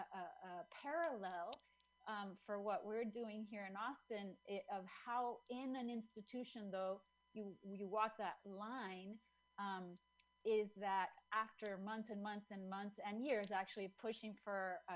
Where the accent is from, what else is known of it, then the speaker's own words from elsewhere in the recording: Chile; moved away; I'm from Chile.